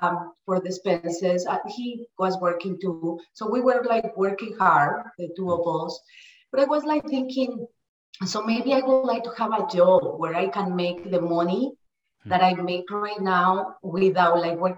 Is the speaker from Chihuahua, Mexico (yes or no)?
no; Mexico City, Mexico; English is a second language; moved away as an adult; also born or lived in Minnesota; now in United States; I'm from Mexico City, and I came like a few years ago, a little bit more than 20 years. I immigrated to US.